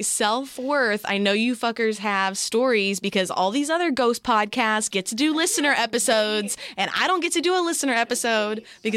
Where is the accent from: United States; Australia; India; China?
Australia; I'm 24 from Australia, and I'm currently playing catch up with your podcast